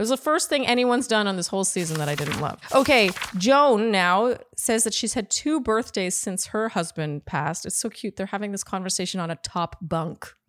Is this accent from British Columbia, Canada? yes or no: no; Ottawa, Ontario, Canada; now in United States; when you're born and raised in Ottawa, you don't live in a place where you see famous people.